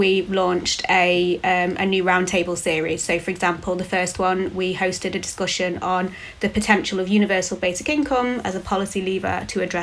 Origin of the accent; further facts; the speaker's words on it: United Kingdom; saw this job, which was in my hometown